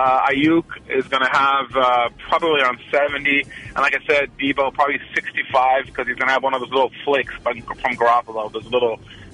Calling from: Oakland, California, United States; from Oakland.

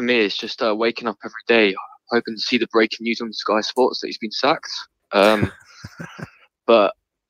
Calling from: South East England, United Kingdom; I'm from Surrey.

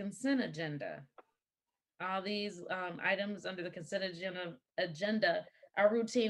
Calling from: Lathrop Village, Michigan, United States; I'm calling in from Lathrop Village, Michigan, in Oakland County

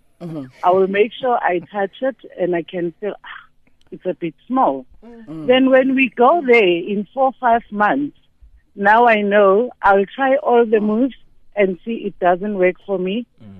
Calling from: Alexandra, Gauteng, South Africa; I'm calling from Alexandra.

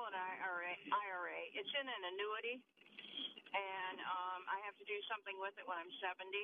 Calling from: Amherst, Ohio, United States; calling from Amherst, Ohio.

